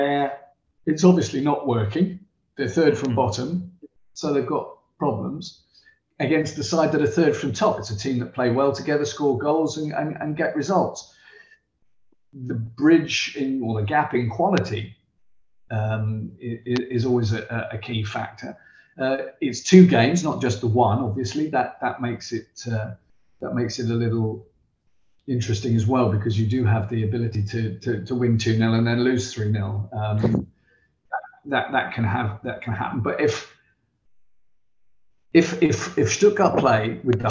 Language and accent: English; Southampton, South East England, United Kingdom; I'm from Southampton.